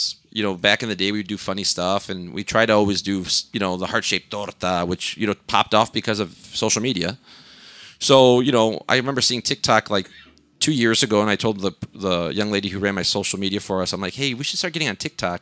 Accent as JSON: {"language": "English", "town": "Melrose Park", "region": "Illinois", "country": "United States", "tie": "born or raised there", "also_born_or_lived": "Elmhurst, Illinois / Jalisco, Mexico (family)", "said": "I grew up in Melrose Park, moved to Elmhurst"}